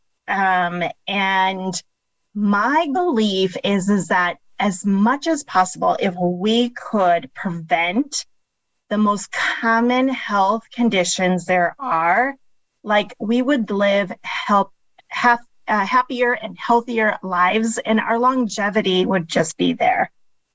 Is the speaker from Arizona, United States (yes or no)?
yes; Phoenix, Arizona, United States; also born or lived in Chicago, Illinois; I was born outside of Chicago, Illinois. We moved here when I was a toddler and pretty much lived all of my childhood and adulthood in the Phoenix area.